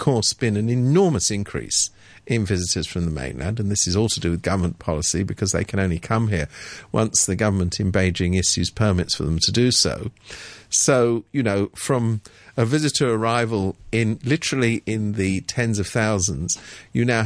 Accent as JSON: {"language": "English", "region": "London", "country": "United Kingdom", "moved": "as an adult", "lives_now": "Hong Kong", "said": "I come from London"}